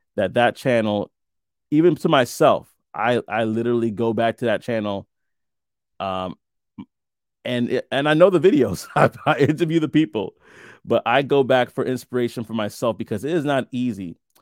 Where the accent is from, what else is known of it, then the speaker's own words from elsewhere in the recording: New York City, New York, United States; moved away as an adult; I'm from Brooklyn as well. Born and raised most of my life before I moved out, out of the country.